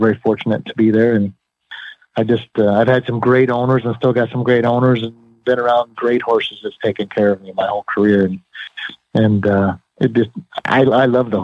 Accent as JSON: {"language": "English", "region": "Ohio", "country": "United States", "tie": "born or raised there", "said": "growing up in Ohio, as a young boy"}